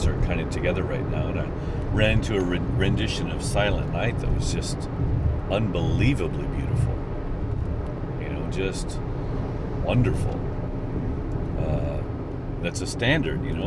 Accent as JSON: {"language": "English", "country": "United States", "said": "I am white American"}